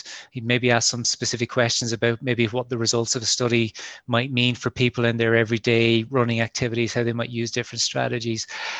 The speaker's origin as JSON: {"language": "English", "region": "Munster", "country": "Ireland", "lives_now": "Northern Ireland", "said": "I'm from Kerry, you mightn't guess it from the accent, but I'm from Kerry originally. But I've been living and working in Ulster for quite a while now."}